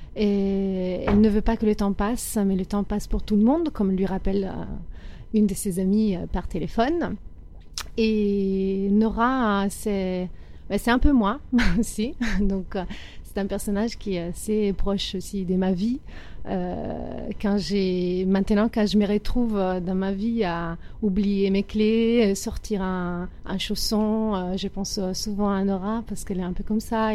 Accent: Italy; moved away; Moi j'ai grandi en Italie, dans la campagne italienne.

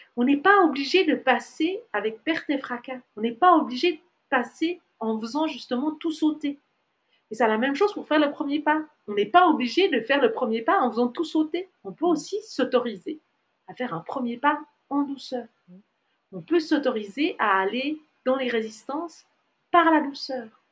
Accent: Switzerland; moved away as an adult; en tant que Suisse

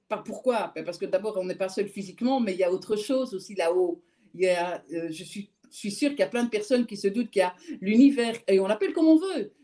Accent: Belgium; je suis belge

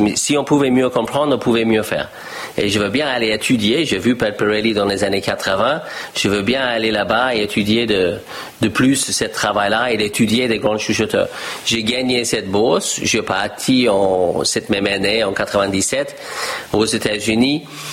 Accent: Australia; French is a second language; moved away as an adult; also born or lived in United States; j'ai discuté avec ma famille en Australie et je dis, je ne vais pas reprendre la ferme familiale

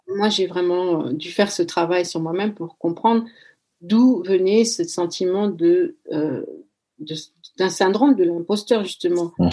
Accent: France; moved away as an adult; also born or lived in Equatorial Guinea; now in Netherlands; j'ai grandi en France, donc ma personnalité, elle est influencée par la culture française. Mais euh, j'habite aux Pays-Bas maintenant

